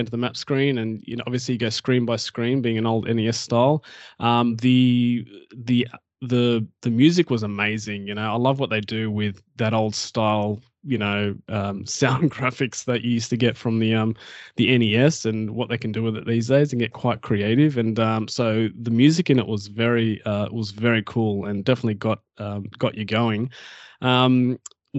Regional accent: Australia; I'm Aussie.

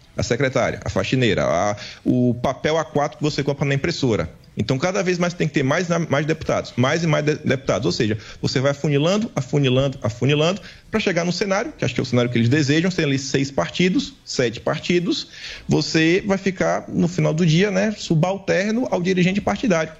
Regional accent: Bahia, Brazil; eu sou do Nordeste, né? da Bahia

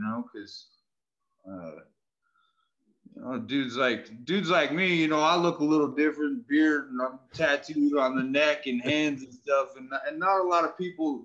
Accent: Northern California, United States; Grew up in Northern California

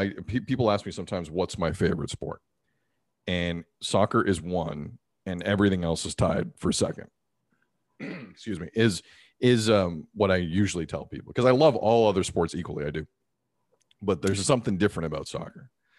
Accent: Toronto, Ontario, Canada; Born in Canada. Folks came here relatively young. They met here. I got two other brothers. We grew up in the Toronto area our entire lives.

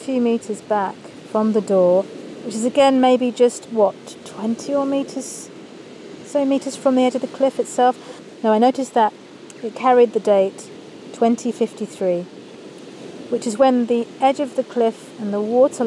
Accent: Kent, South East England, United Kingdom; she met my English dad there in Eastbourne, and they moved inland, and I grew up in Kent

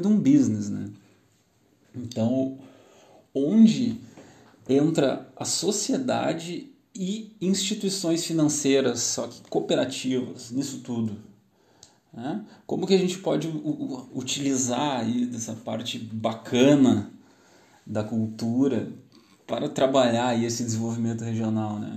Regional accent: Gaúcho, Rio Grande do Sul, Brazil; Nós, como gaúchos, aqui, eu sou gaúcho, estou falando do Rio Grande do Sul

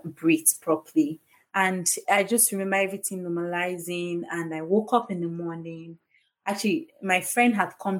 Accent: Warri, Delta, Nigeria; moved away; also born or lived in Lagos; I did my house job in Lagos, I grew up in Warri. My mom was in Delta State

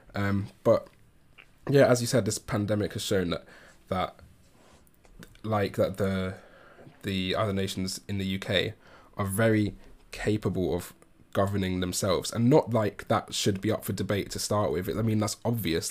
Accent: England, United Kingdom; as an Englishman

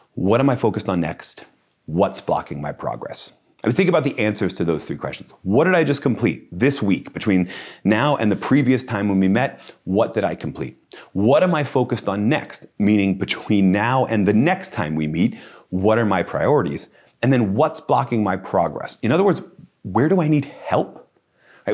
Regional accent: United States; I'm an American

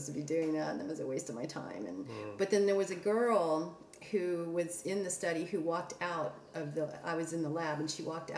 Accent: Atlanta, Georgia, United States; moved away; also born or lived in France / Princeton, New Jersey / Washington, D.C.; I was born in France. I was raised in Atlanta

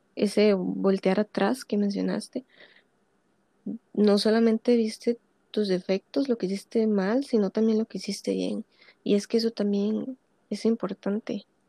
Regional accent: Costa Rica; yo soy costarricense

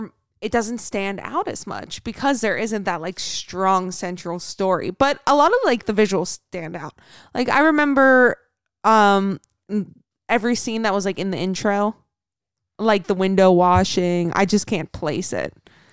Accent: Kentucky, United States; I grew up in Kentucky.

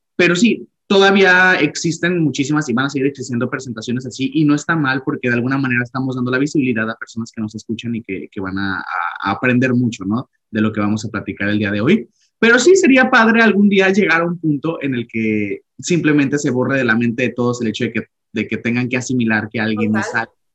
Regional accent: Mexico; now in Canada; me considero mexicano, nací en México y amo mi cultura

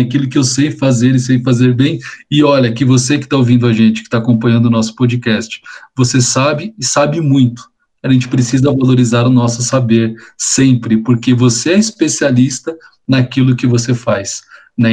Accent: Brazil

